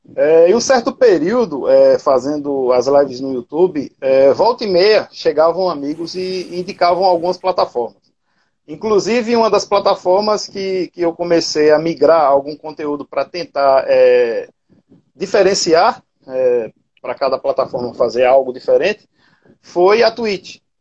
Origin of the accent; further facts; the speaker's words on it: Cabedelo, Paraíba, Brazil; sou da Paraíba, mais precisamente Cabedelo, né, cidade portuária.